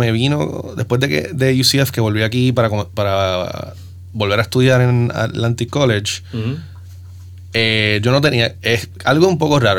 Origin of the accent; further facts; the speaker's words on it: San Juan, Puerto Rico; also born or lived in Boston, United States; Bueno, yo nací en Estados Unidos, pero a los 45 días de edad me mudó, mis padres me traen de vuelta a Puerto Rico. Yo nací mientras estaban estudiando.